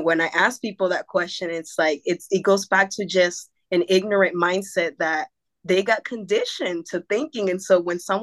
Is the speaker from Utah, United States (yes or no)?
no; North Carolina, United States; also born or lived in Acapulco, Guerrero, Mexico / Santo Domingo, Costa Chica, Guerrero, Mexico; I've been in North Carolina basically since I came from Mexico to the United States